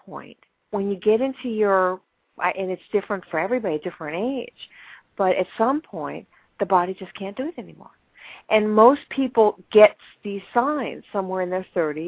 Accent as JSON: {"language": "English", "region": "New York", "country": "United States", "said": "I'm a New Yorker"}